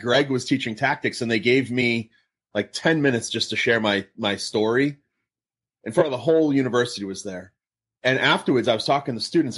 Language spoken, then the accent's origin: English; Massachusetts, United States; now in Southern California, United States; I'm in Southern California. My, I grew up in Massachusetts